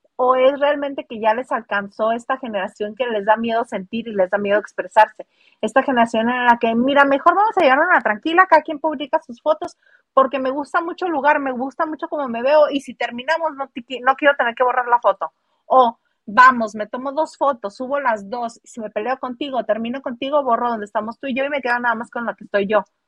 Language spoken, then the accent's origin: Spanish; northern Mexico, Mexico; las norteñas somos otra cepa. Bueno, las que somos norteña